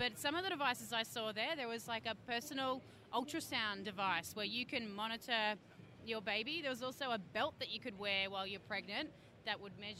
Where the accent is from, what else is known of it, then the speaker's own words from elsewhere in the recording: Brisbane, Queensland, Australia; I'm from Brisbane, Australia.